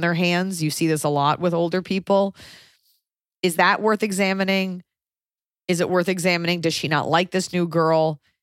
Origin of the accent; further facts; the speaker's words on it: United States; as an American